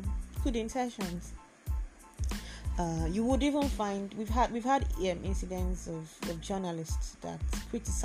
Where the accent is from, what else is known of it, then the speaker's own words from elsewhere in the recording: Lagos, Nigeria; I'm a Nigerian, I'm a Lagosian